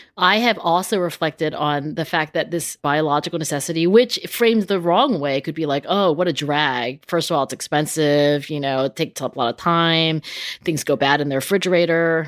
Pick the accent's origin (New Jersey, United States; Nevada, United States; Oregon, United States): New Jersey, United States; I grew up in South Jersey where everything was carpeted